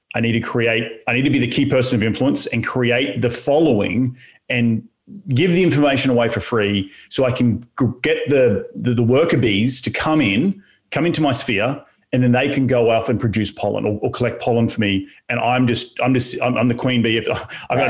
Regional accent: Australia; moved away; my home in my home country of Australia

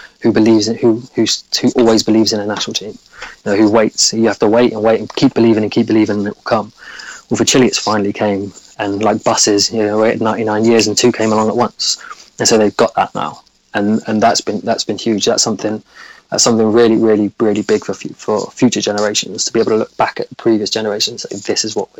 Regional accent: England, United Kingdom; I'm an Englishman

